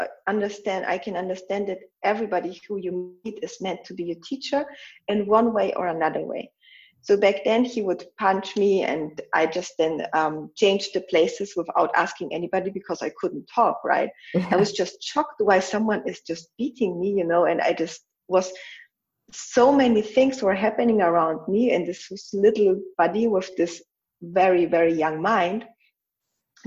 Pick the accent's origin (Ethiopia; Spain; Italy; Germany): Germany; also born or lived in Poland; I was almost 7 when my mom died, and I was 7 when I moved from Poland to Germany.